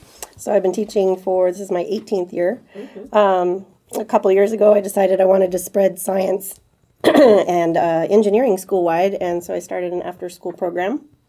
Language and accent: English; Redlands, California, United States; I grew up in Redlands, I graduated from RHS.